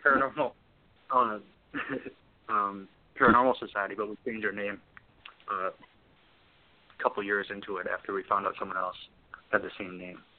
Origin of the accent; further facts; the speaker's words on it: Wisconsin, United States; I'm from Wisconsin. You know, raised in Wisconsin